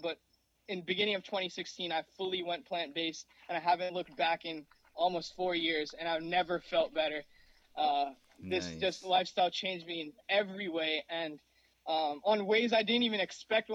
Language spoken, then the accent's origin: English; New Jersey, United States; also born or lived in Mumbai, India; I grew up in Mumbai, India till I was 4 years old. That's where I was born. And now I'm 23, living in New Jersey. I've been living here since I was four in the United States